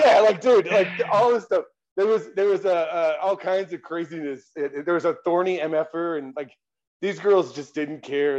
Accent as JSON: {"language": "English", "town": "San Diego", "region": "California", "country": "United States", "moved": "yes", "lives_now": "Colorado Springs, United States", "said": "I'm from San Diego"}